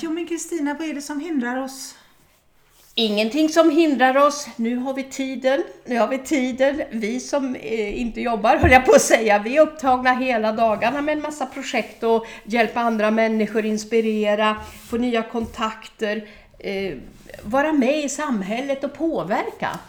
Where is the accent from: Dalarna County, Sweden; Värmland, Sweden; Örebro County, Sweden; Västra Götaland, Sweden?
Örebro County, Sweden; Örebro; i Örebro där jag är född och uppvuxen